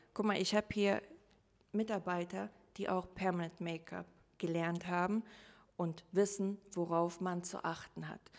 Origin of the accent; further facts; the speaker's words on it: Rhineland-Palatinate, Germany; also born or lived in Russia; now in Hamburg, Germany; zuerst lebte ich in Rheinland-Pfalz und ähm, ganz normal die Schule